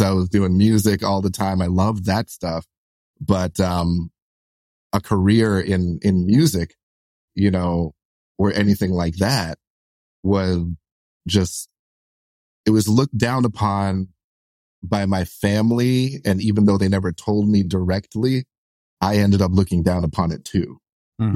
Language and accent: English; New York City, New York, United States; kids like me who you know, we're, we're like solidly like middle class, lower middle class, you know, growing up in Brooklyn